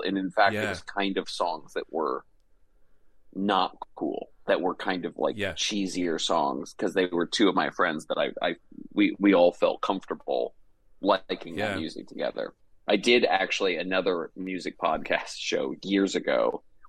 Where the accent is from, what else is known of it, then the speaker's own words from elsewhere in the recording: Atlanta, Georgia, United States; moved away as an adult; also born or lived in New York / Los Angeles; I'm from Atlanta, Georgia, originally. And I moved to New